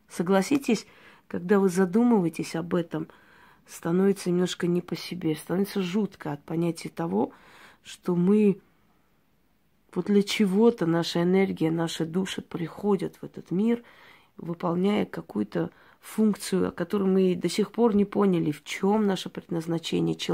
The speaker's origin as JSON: {"language": "Russian", "country": "Georgia", "tie": "born or raised there", "said": "я девочка, которая родилась в Грузии, в селении, очень красивом месте, курортном, можно сказать. Э, училась там в национальной школе, мечтала совершенно об иной жизни."}